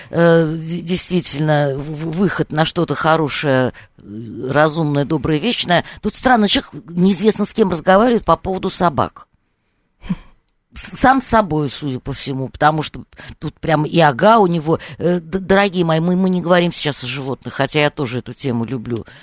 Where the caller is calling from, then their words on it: Moscow Oblast, Russia; Да, я из Подмосковья.